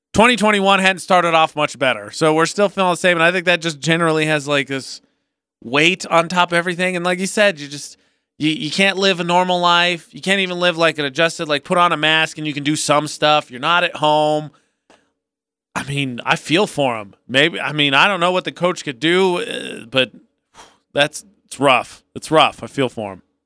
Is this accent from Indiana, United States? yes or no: yes; Indiana, United States; now in Utah, United States; I'm from Indiana